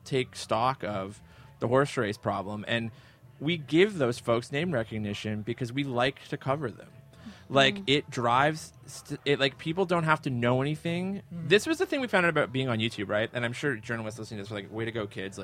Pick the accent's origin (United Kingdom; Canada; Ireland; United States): Canada; Barrie, Ontario; I grew up in Barrie